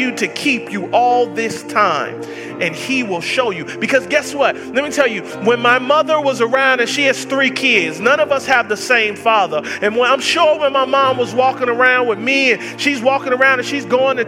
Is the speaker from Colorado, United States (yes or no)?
no; Atlanta, Georgia, United States; I grew up in Section 8 housing in the hoods of Atlanta, Georgia